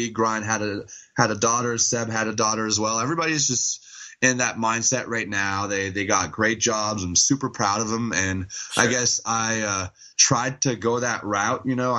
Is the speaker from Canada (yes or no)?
yes; Montreal, Quebec, Canada; Well, Montreal mostly or around Montreal, but yes, we are all French Canadians from Montreal.